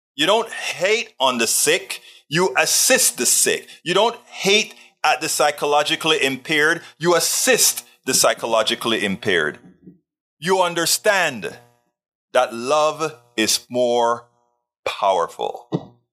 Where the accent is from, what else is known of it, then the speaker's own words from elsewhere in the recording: Panama; I'm from Panama, I'm black, and I'm Caribbean, I'm Latino.